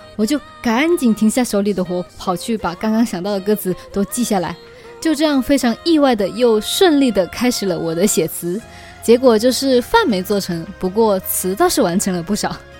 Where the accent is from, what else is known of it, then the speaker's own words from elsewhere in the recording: Guangdong, China; accent: Chaoshan; 我在说日语的时候会不小心带一点我的朝上口音